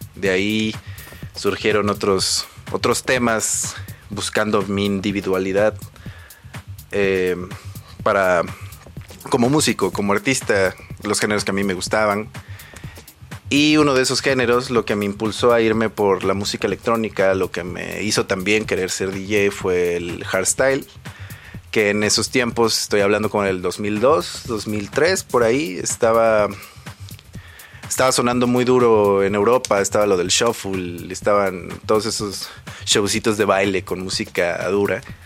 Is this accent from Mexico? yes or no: yes; Mexico; mis raíces como, como mexicano, como persona de, de, un pueblito, porque se podría decir que soy de un pueblito